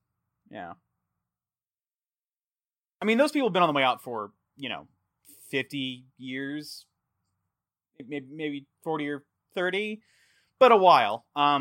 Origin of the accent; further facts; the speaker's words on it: Texas, United States; also born or lived in Fort Worth; I grew up in a reclamation community in Texas. I was born in Fort Worth. And yeah, like I'm a yokel.